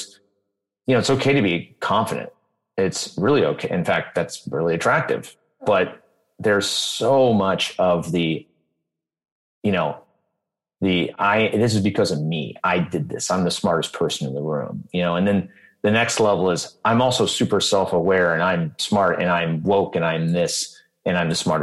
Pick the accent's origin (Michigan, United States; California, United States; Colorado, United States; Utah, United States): Michigan, United States; Detroit; moved away; I grew up in Detroit.